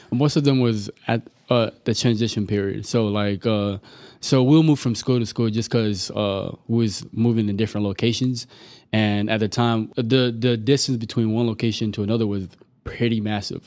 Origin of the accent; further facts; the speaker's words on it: Amarillo, Texas, United States; English is a second language; also born or lived in Tanzania / Dallas, Texas; I was born in Tanzania, Africa, uh, raised here in Amarillo, Texas